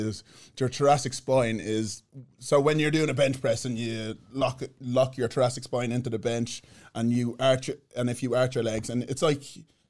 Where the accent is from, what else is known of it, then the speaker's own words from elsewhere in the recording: Ireland; moved away; if I walked into a room in Ireland when I grew up, every white person would look around and go, there's a black fella here. Because there was no black people in the whole of Ireland when Dublin, when I was growing up, I didn't see any.